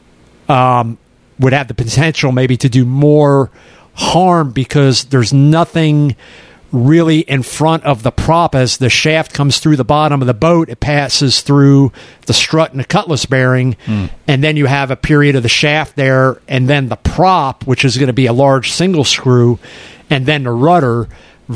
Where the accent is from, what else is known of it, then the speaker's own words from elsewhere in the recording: Merritt Island, Florida, United States; growing up in Merritt Island